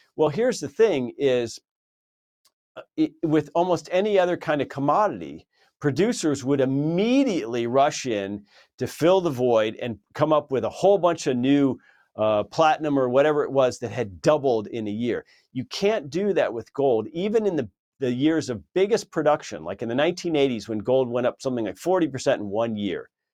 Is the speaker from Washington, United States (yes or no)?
no; California, United States; moved away; I lived in California for many, many years, my home state